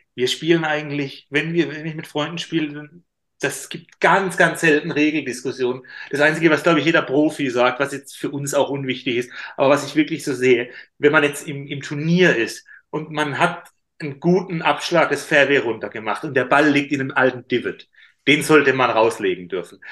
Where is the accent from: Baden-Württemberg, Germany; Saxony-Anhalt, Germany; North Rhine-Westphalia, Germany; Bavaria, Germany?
Baden-Württemberg, Germany; Karlsruhe; in Karlsruhe, in meiner Heimatstadt